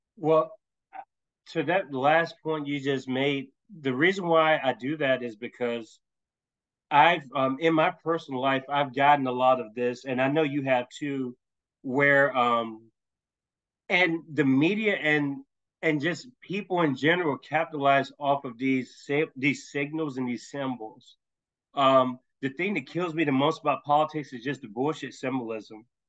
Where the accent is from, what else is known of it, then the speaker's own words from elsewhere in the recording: Tennessee, United States; I'm from Tennessee